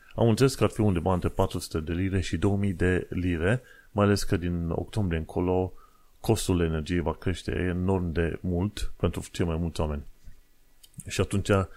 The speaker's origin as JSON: {"language": "Romanian", "country": "Romania", "moved": "yes", "lives_now": "London, United Kingdom", "said": "noi venim din România"}